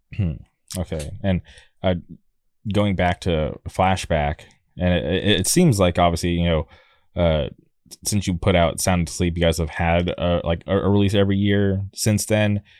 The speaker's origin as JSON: {"language": "English", "town": "La Quinta", "region": "California", "country": "United States", "tie": "born or raised there", "moved": "yes", "lives_now": "Orange County, United States", "said": "I grew up in a city called La Quinta"}